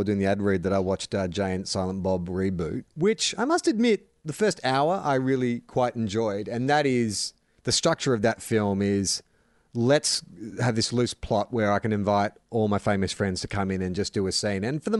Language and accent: English; New Zealand; They're all Australian, and I'm a Kiwi.